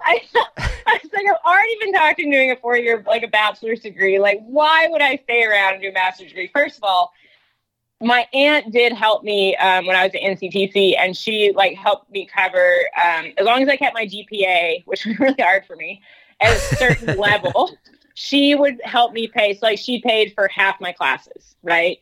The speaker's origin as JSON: {"language": "English", "region": "North Georgia", "country": "United States", "tie": "born or raised there", "moved": "as an adult", "lives_now": "Texas, United States", "said": "I grew up in North Georgia"}